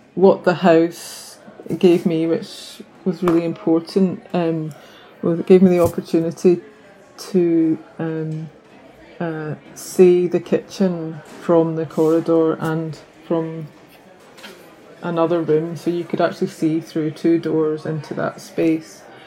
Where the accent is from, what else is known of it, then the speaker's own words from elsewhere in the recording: the Highlands, Scotland, United Kingdom; also born or lived in London; now in Bangor, United Kingdom; I'm originally from the Highlands in Scotland, um, but my parents are from Northern Ireland